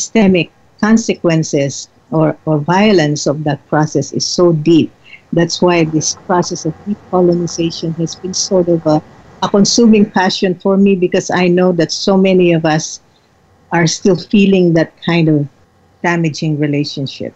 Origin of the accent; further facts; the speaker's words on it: Philippines; now in United States; I was looking at myself as a Filipina, and what brought me to the United States